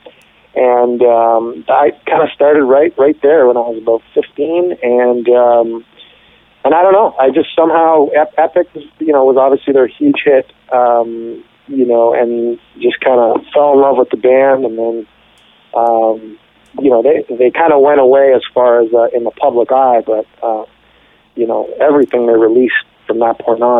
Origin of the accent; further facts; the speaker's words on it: Ottawa, Ontario, Canada; now in San Francisco, United States; I grew up in Ottawa